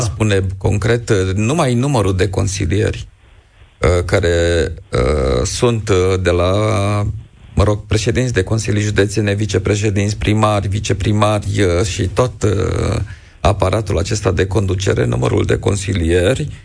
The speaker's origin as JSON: {"language": "Romanian", "country": "Romania", "said": "ca și român"}